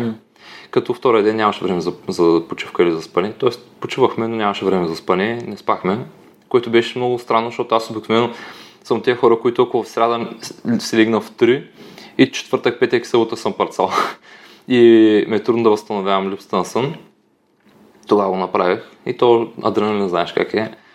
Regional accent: Dobruja, Bulgaria; Аз съм от Добружа

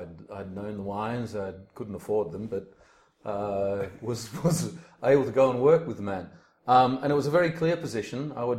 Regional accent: Australia; I was born in Australia. My mother's French. My father's Dutch. And I lived in a very mixed household with a lot of different cultures and ideas. But I grew up in a farming environment.

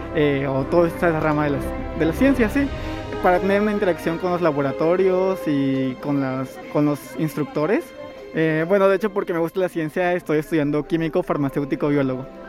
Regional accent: Tierra Blanca, Veracruz, Mexico; soy de Tierra Blanca

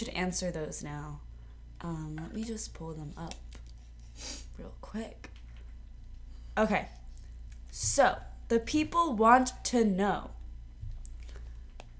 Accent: New Jersey, United States; moved away; I'm from New Jersey

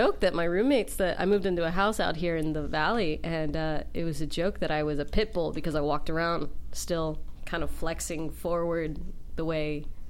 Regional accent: Columbus, Ohio, United States; I came from Columbus, Ohio. I'm so excited.

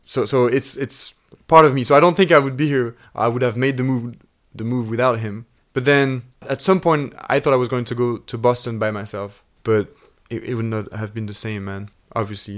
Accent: Switzerland; moved away as an adult; now in London, United Kingdom; we're two guys from Switzerland

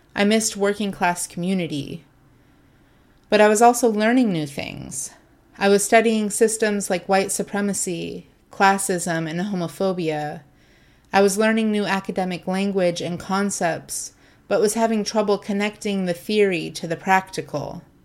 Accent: Ohio, United States; also born or lived in Southern California; I grew up in a smallish working class town in Ohio. Well, to be fair, I was born in Southern California and moved to Ohio when I was 10. Still, it's home for me

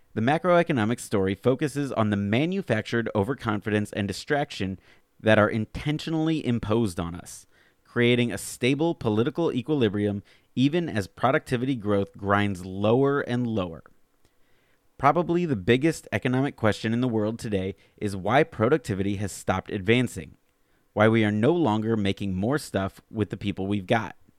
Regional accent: Alabama, United States; moved away; I grew up in Alabama

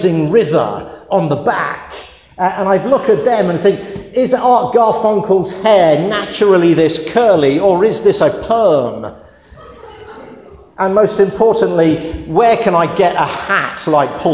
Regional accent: United Kingdom; When I was a child growing up outside London

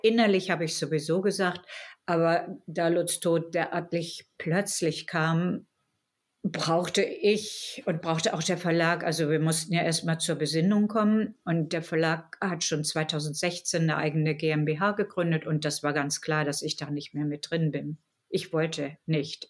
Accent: Germany; als Deutsche

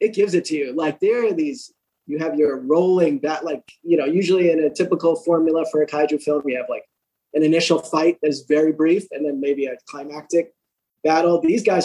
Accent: New York, United States; I'm a New Yorker

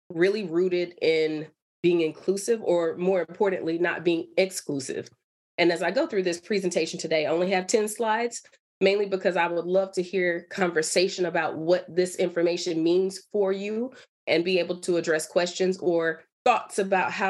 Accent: Durham, North Carolina, United States; moved away as an adult; also born or lived in Michigan; I'm from North Carolina. I'm from Durham, so I am local.

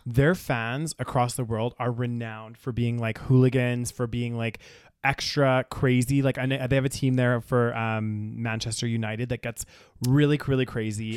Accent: Canada

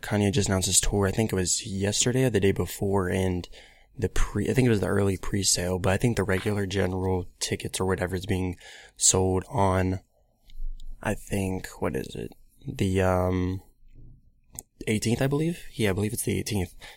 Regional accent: Columbus, Ohio, United States; I'm from Columbus, Ohio, around that area

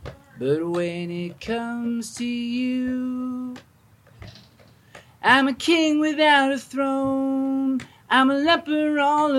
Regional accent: Richmond, Virginia, United States; moved away as an adult; also born or lived in Memphis, Tennessee; I'm from Richmond, Virginia. I'm 42 years old. I lived in Richmond until I was 21, and then I moved to Memphis, Tennessee.

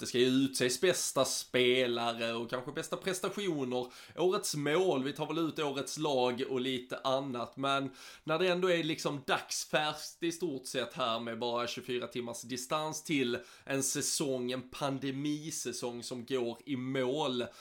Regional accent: Sweden; som svensk

